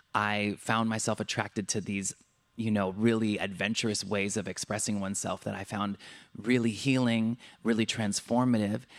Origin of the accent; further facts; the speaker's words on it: Southern California, United States; also born or lived in Santa Cruz, California / New York; I grew up in Southern California